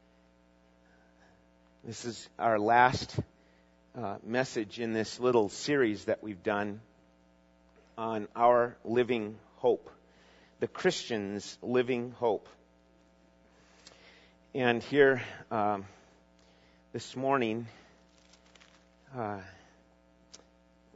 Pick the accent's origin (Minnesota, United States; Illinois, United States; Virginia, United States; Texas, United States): Minnesota, United States; even as a junior high and high school young guy in growing up in Minnesota